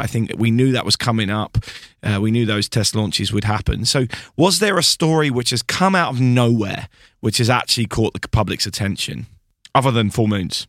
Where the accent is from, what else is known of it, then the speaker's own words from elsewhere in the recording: United Kingdom; being a British person